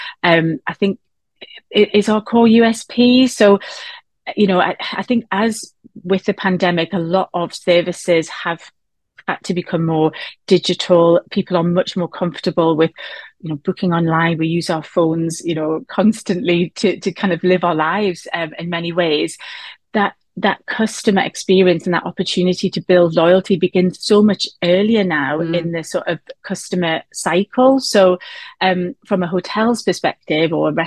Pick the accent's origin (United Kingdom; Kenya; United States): United Kingdom; Newcastle upon Tyne, North East England; we're based in the northeast of England, as you might tell from my accent, from Newcastle